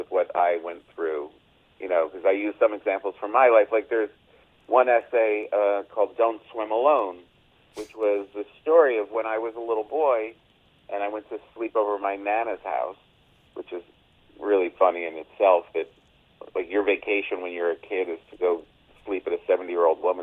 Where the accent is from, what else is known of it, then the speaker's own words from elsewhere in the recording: Passaic, New Jersey, United States; moved away as an adult; also born or lived in New York; I'm definitely New Jersey born and bred. I lived there until I went into this New York to become a comedian